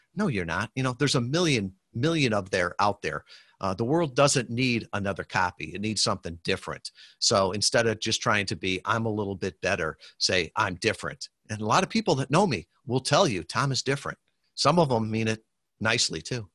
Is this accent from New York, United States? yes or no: no; Western Michigan, United States; I'm from Western Michigan here, um, great, great people